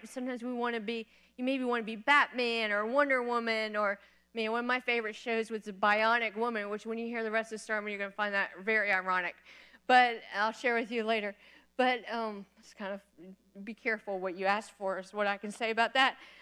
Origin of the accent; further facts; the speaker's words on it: Florida, United States; moved away as an adult; also born or lived in Kentucky; I'm from Florida